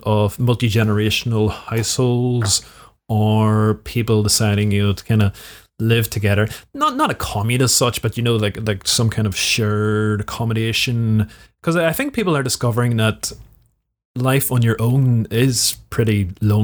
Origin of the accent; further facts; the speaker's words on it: Belfast, Northern Ireland, United Kingdom; I grew up in Belfast, inner city Belfast, during the Troubles